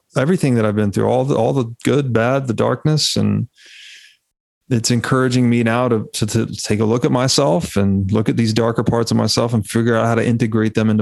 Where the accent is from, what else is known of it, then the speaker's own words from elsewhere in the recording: Tennessee, United States; moved away; I was raised Southern Baptist in Tennessee